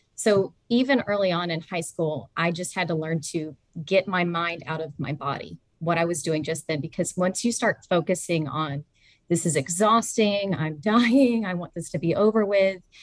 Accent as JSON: {"language": "English", "region": "Georgia", "country": "United States", "tie": "born or raised there", "said": "I am a Georgia native, mm-hmm. born and raised"}